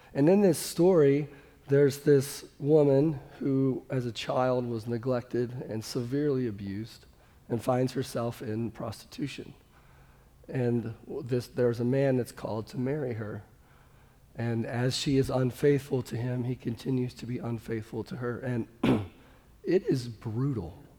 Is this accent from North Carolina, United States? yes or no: no; Kansas City, Missouri, United States; I'm from Kansas City